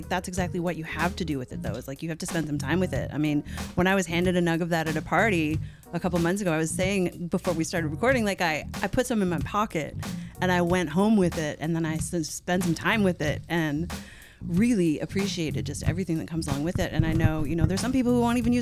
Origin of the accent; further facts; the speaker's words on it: Newfoundland and Labrador, Canada; moved away; also born or lived in St. John's; I grew up in Newfoundland in Canada.